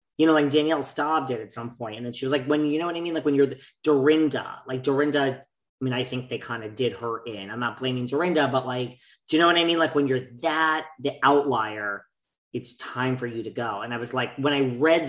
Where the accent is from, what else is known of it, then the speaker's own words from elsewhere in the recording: New York, United States; I'm from New York.